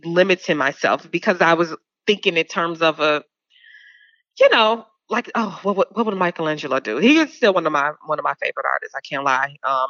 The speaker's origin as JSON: {"language": "English", "region": "Georgia", "country": "United States", "said": "you from North Carolina, I'm from Georgia, you have these mounds that they don't teach us about"}